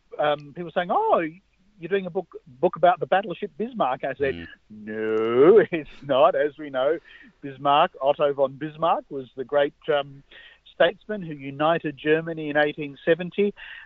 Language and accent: English; Australia; we're a funny lot, Australians.